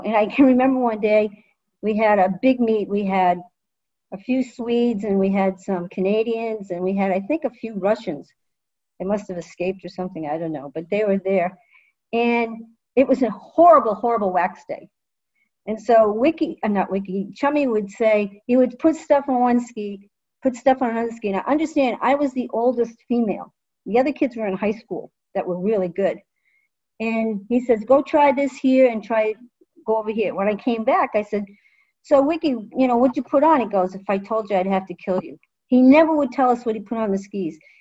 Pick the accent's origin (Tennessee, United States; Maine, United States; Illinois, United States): Maine, United States; Rumford; my hometown is a Nordic ski town